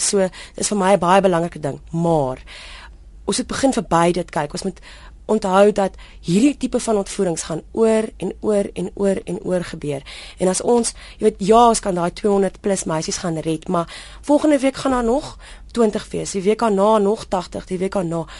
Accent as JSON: {"language": "Afrikaans", "country": "South Africa", "also_born_or_lived": "Kenya", "said": "Ons land se naam is Suid-Afrika"}